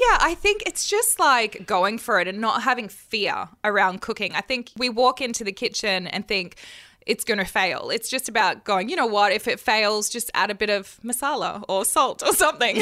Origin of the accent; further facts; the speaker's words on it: Australia; I'm Australian